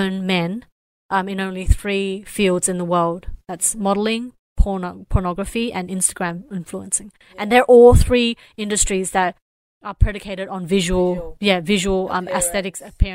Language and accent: English; Australia; growing up in Australia